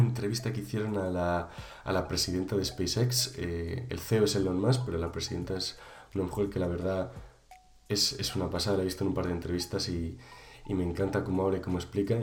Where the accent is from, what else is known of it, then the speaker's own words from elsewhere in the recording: Valladolid, Castile and León, Spain; yo que soy de Valladolid